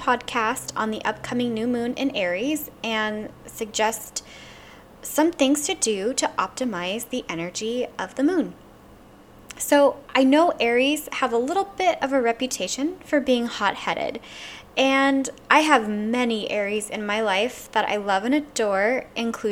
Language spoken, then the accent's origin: English; Louisiana, United States; I'm from Louisiana, and we use something called Van Van oil